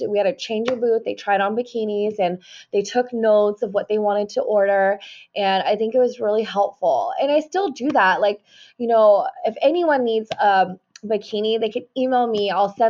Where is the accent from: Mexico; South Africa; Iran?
Mexico; I'm from Mexico, you know, and like, there's so many people